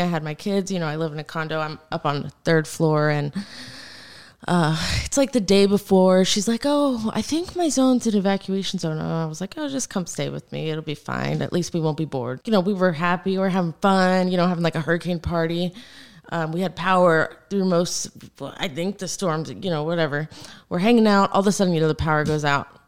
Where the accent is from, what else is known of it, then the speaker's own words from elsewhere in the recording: Naples, Florida, United States; I'm born and raised in Naples, Florida. I'm like a proud Floridian